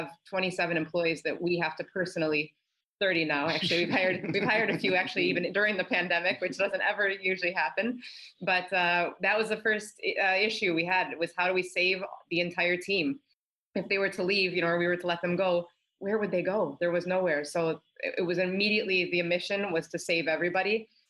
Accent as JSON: {"language": "English", "country": "United States", "moved": "yes", "lives_now": "Rome, Italy", "said": "Being American and living in Italy"}